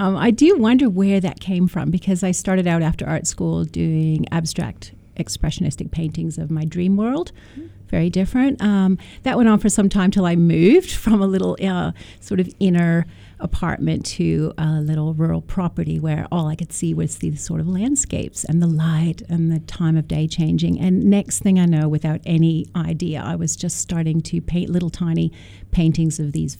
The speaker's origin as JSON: {"language": "English", "country": "Canada", "lives_now": "Australia", "said": "I do love Jeffrey Smart when I came from Canada to Australia and saw his work."}